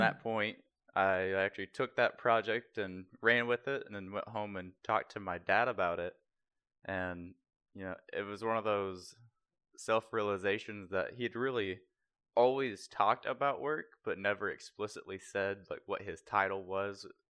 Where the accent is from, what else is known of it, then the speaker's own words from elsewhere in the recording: near Naval Surface Warfare Center Crane, Indiana, United States; also born or lived in Terre Haute, Indiana; about thirty-five minutes outside of where my hometown was